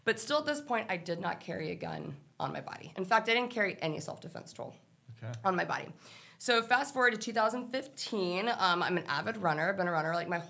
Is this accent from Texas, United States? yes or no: yes; Texas, United States; I grew up in Texas